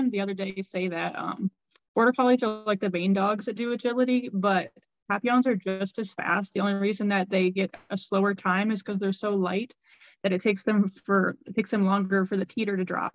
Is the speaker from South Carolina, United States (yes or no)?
no; Ohio, United States; I am from Ohio